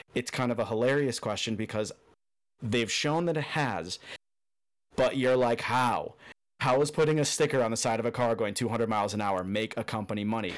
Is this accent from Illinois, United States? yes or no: yes; outside of Chicago, Illinois, United States; now in Key Largo, United States; originally from outside of Chicago